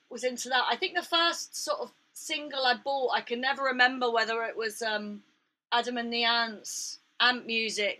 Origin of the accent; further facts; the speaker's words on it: Buxton, East Midlands, United Kingdom; also born or lived in London; my family moved up to Derbyshire when I was like eight, you know, basically, and so to Buxton